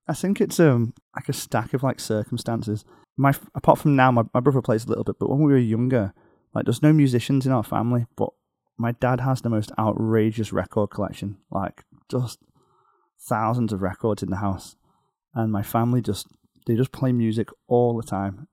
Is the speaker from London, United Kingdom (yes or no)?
no; outside Liverpool, North West England, United Kingdom; now in Beijing, China; just outside Liverpool